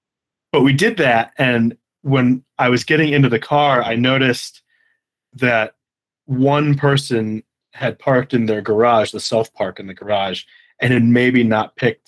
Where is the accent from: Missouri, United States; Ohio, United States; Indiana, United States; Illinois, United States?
Illinois, United States; outside Chicago; moved away; also born or lived in Michigan; I grew up outside Chicago